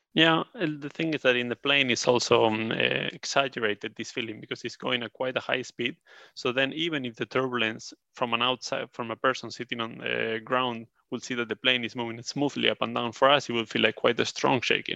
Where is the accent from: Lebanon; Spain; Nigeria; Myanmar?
Spain; moved away as an adult; now in Sweden; I'm from Spain, but I live in, uh, Sweden